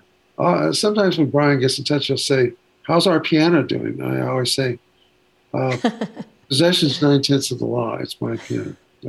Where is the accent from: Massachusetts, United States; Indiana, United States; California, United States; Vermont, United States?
California, United States; Ventura; also born or lived in Waco, United States; I grew up I was born in Texas, Waco, or Waco as I've called it for years. But from 2 years of age on, I was in Ventura, California, which is on the coast.